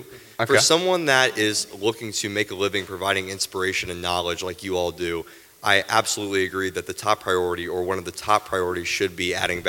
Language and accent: English; Knoxville, Tennessee, United States; I'm from Knoxville, Tennessee, born and raised.